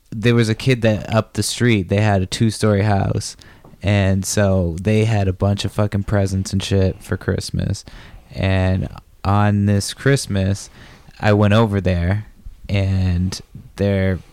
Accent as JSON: {"language": "English", "town": "Brockton", "region": "Massachusetts", "country": "United States", "tie": "born or raised there", "also_born_or_lived": "San Francisco, California", "said": "I grew up in Brockton"}